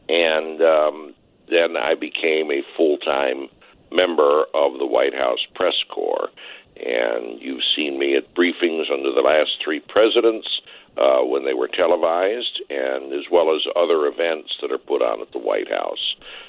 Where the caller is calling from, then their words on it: Washington, District of Columbia, United States; I'm calling you from the nation's capital, Washington, D.C., also known as the work-free drug place.